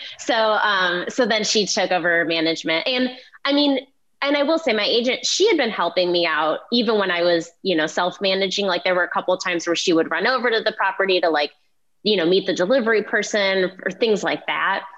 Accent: Cleveland, Ohio, United States; moved away; I'm I'm from Cleveland and my parents still live there

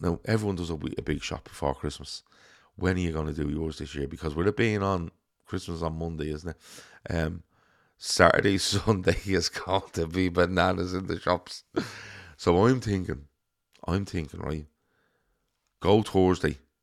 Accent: Ireland; growing up in Ireland

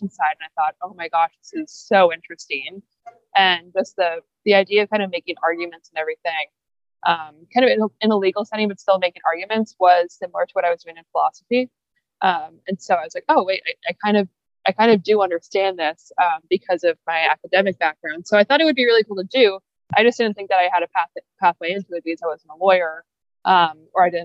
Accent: Toronto, Ontario, Canada; So I'm from Toronto and I was born in September 93

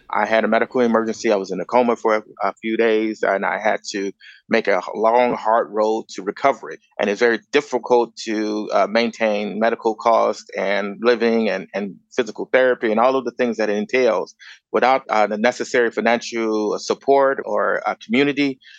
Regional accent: Chicago, Illinois, United States; moved away as an adult; also born or lived in Grand Rapids, Michigan; now in Los Angeles, United States; I was born and raised in Chicago

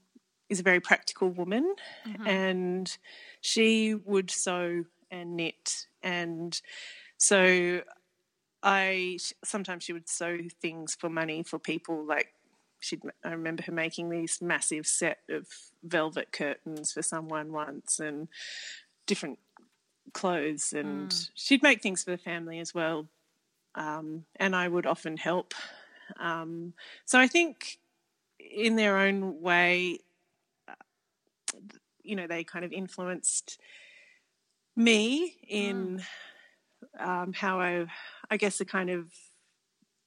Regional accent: Canberra, Australian Capital Territory, Australia; I grew up in Canberra and the youngest of seven.

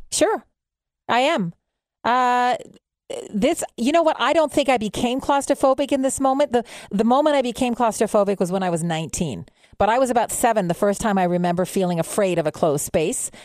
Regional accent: Montreal, Quebec, Canada; now in Ottawa, Canada; I'm from Montreal. I'm a former Montreal Canadiens fan. I moved to Ottawa

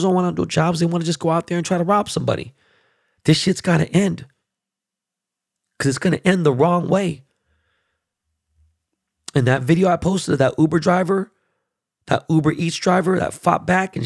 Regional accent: Los Angeles, California, United States; I was born and raised in this neighborhood. And it's a very highly, predominantly Hasidic Jew neighborhood

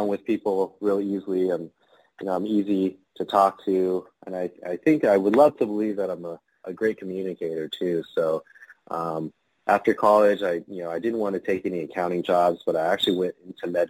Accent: Downey, California, United States; also born or lived in Chinatown, Los Angeles; I was actually born and raised near Los Angeles, California, in the city of Downey

